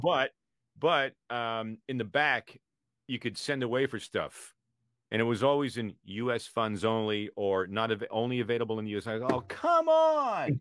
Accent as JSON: {"language": "English", "country": "Canada", "tie": "born or raised there", "moved": "yes", "lives_now": "United States", "said": "I was born in Canada."}